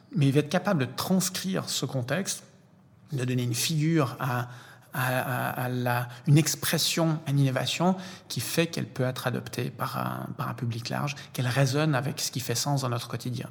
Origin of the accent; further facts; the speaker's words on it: Lausanne, Vaud, Switzerland; je suis suisse, né ici à Lausanne